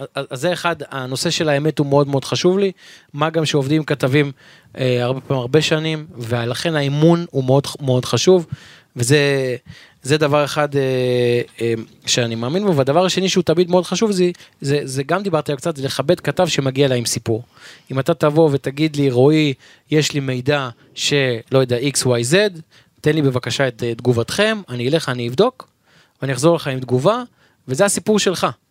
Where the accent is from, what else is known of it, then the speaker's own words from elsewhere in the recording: Givatayim, Tel Aviv District, Israel; גדלתי בשכונת בורחוב בגבעתיים